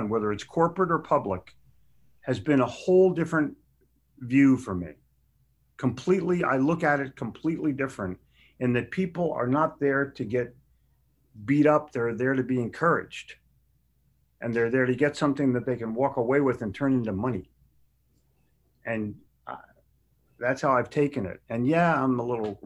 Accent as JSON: {"language": "English", "town": "Haddonfield", "region": "New Jersey", "country": "United States", "tie": "born or raised there", "also_born_or_lived": "Philadelphia / Charlotte", "moved": "yes", "said": "I grew up in Haddonfield, New Jersey, where we had a grammar lesson in high school"}